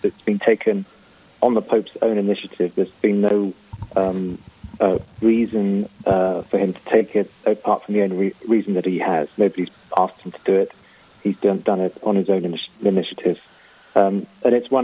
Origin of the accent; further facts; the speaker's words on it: Canterbury, South East England, United Kingdom; now in Rome, Italy; I come from Canterbury in England originally